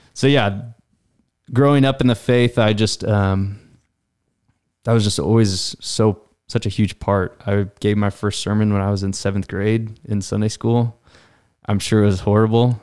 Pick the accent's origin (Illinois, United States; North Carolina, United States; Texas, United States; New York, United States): Illinois, United States; Effingham; I grew up in Effingham